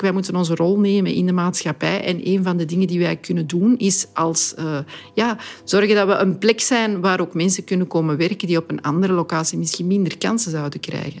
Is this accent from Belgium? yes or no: yes; Antwerp, Flanders, Belgium; ik ben een trotse Antwerpenaar, dat ik dan die mensen kan verwelkomen in mijn stad